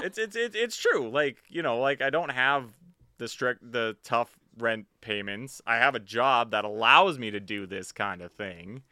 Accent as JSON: {"language": "English", "town": "Vancouver", "region": "British Columbia", "country": "Canada", "said": "I'm from Vancouver"}